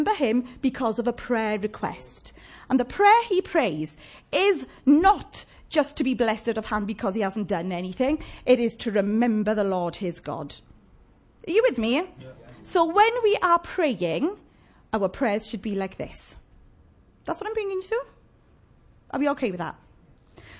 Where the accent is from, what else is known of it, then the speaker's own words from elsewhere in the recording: Llanelli, Wales, United Kingdom; I'm from Llanelli